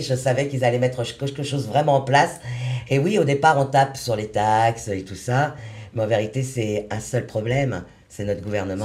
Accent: Paris, Île-de-France, France; je suis de Paris, 75

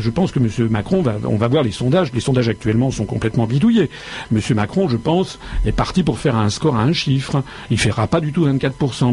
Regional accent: Paris, Île-de-France, France; je suis né à Paris.

